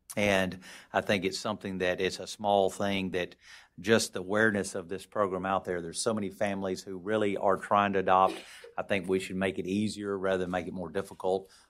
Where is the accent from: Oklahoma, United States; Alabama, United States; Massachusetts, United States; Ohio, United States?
Alabama, United States; moved away as an adult; now in Washington, D.C., United States; growing up, uh, in the small town that I grew up down in Alabama in the northwest part of the state in Haleval.